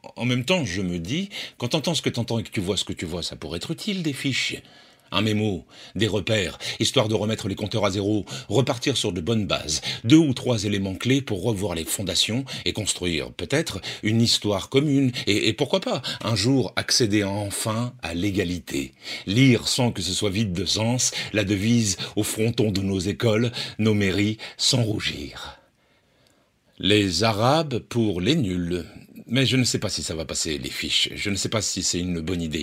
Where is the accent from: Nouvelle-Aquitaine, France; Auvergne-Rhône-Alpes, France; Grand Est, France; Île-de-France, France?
Nouvelle-Aquitaine, France; Poitiers; je suis né à Poitiers